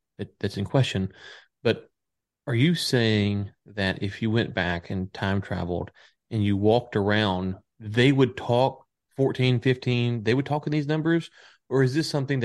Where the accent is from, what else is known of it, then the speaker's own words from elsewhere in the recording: northern Louisiana, United States; now in Texas, United States; So I live in Texas now, but I'm from Louisiana originally, the northern part of the state